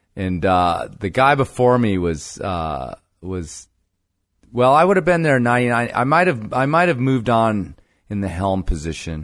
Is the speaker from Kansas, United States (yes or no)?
no; Libertyville, Illinois, United States; moved away as an adult; also born or lived in Colorado; Libertyville, North Suburb of Chicago